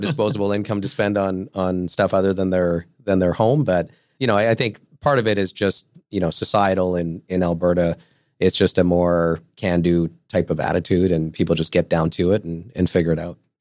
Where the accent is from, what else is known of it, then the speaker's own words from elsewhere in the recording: Portugal; moved away; I'm from Portugal